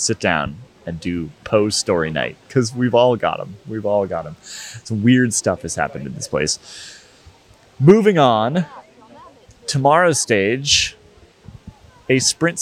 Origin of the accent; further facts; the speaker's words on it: United States; as an American with a soft spot for Mexican food